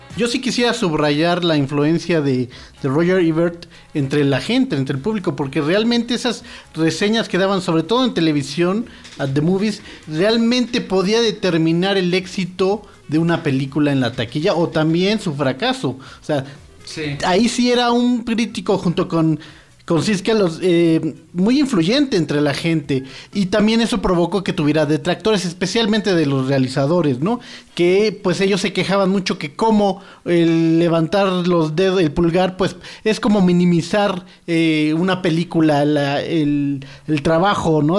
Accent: Mexico; yo vengo de México

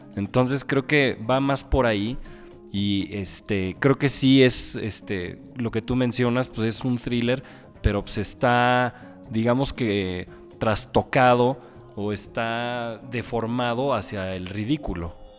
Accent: Mexico City, Mexico; los que somos chilangos

